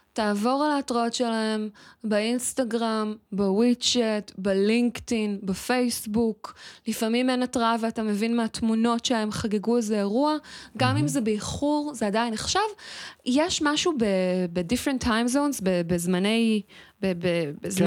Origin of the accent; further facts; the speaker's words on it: Israel; אני ילידת הארץ